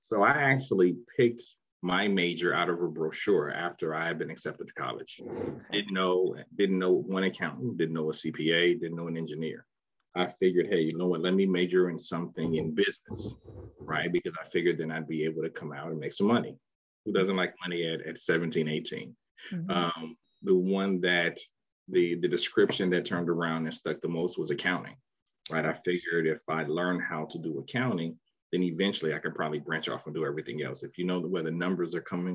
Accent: Chicago, Illinois, United States; also born or lived in Washington, D.C.; now in Research Triangle, North Carolina, United States; I'm a transplant. I'm actually from the South Side of Chicago.

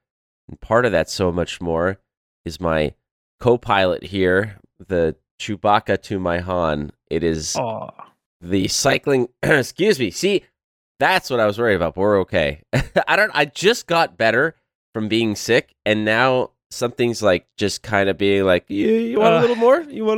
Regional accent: Montreal, Quebec, Canada; is a cultural icon in Quebec and in the city that I was born and raised in Montreal.

